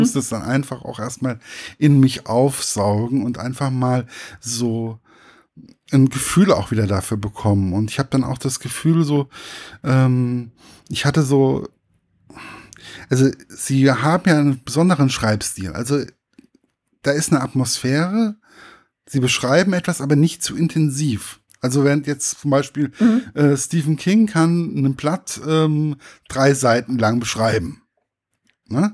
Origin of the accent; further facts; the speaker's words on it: village near Giessen, Hesse, Germany; now in Giessen, Germany; Also ich lebe ja in Gießen, aber prinzipiell mhm. ähm, ist mein Heimatdorf ist nicht weit weg